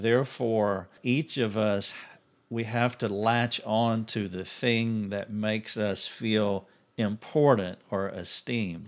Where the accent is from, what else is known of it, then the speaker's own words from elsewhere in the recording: United States; I'm an American